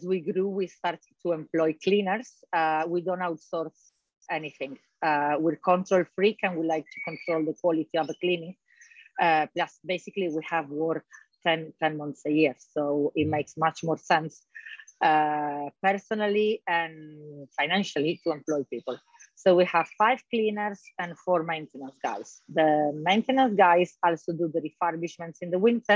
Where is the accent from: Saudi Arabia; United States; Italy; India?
Italy; Trieste, Friuli-Venezia Giulia; also born or lived in London; now in Marbella, Spain; I'm Italian. I'm from Trieste, the north of Italy.